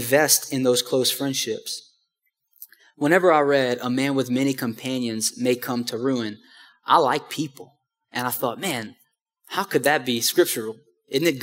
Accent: Houma, Louisiana, United States; moved away; back in my hometown in Houma

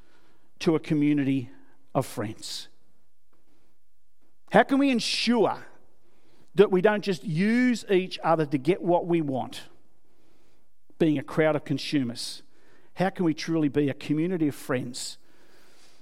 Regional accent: Australia; I'm an Aussie

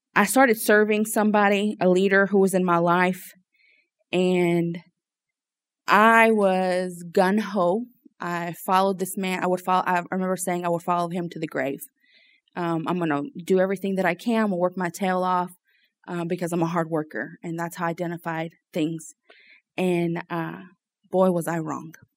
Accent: Lafayette, Louisiana, United States; so I was born and raised here in Louisiana, um, in Lafayette.

